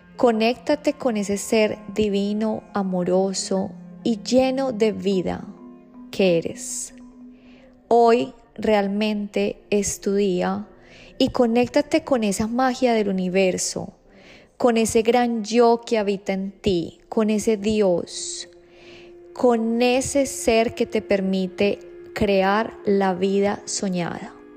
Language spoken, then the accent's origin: Spanish; Colombia; moved away; yo nací en Colombia